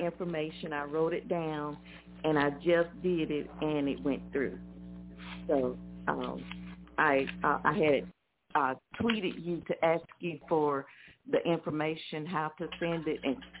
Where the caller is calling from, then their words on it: Montgomery, Alabama, United States; Alabama. Montgomery, Alabama.